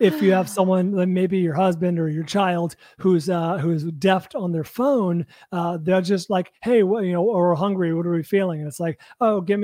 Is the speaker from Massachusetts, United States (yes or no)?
no; Bay Area, California, United States; now in Los Angeles, United States; I'm from the Bay Area